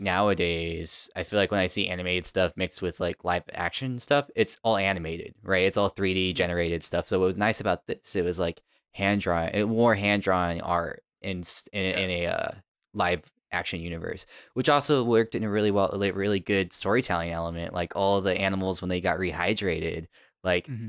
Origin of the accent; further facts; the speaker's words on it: Tucson, Arizona, United States; now in New York, United States; growing up in Tucson